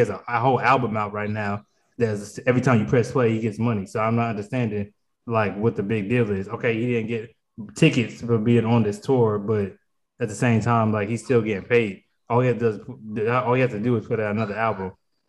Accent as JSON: {"language": "English", "town": "Charlotte", "region": "North Carolina", "country": "United States", "said": "I'm from Charlotte. So he messed around and was involved with a murder in Walmart in Charlotte."}